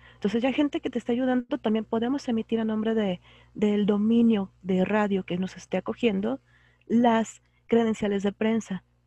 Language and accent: Spanish; Guadalajara, Jalisco, Mexico; yo soy de Guadalajara, estoy en el occidente